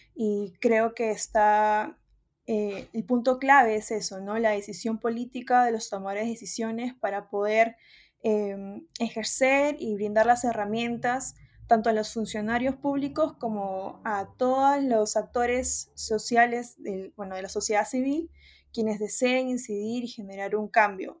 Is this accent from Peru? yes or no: yes; Peru; la peruana, eh, porque es el, país de donde soy